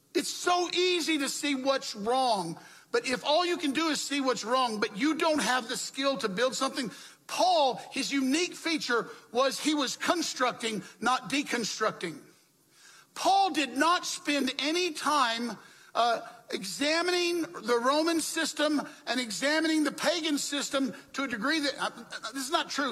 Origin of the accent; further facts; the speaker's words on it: the South, United States; When I was growing up in the South, and I was living in the Jim Crow South